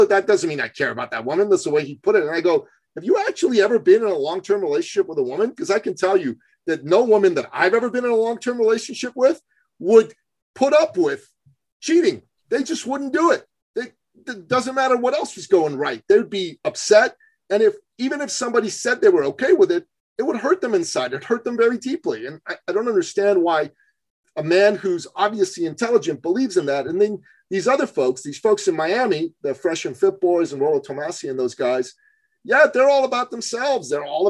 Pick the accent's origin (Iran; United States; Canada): Iran; moved away; And I'm from Iran originally. I don't think I told you that. But I'm a Christian from Iran. My family left right after the revolution